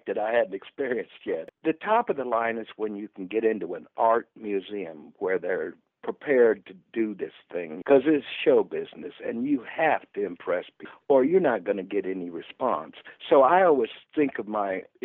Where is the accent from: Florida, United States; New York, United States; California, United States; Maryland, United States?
Florida, United States; Stuart; now in Orlando, United States; I was doing a lot of shows in South Florida, down in Stuart, which is my hometown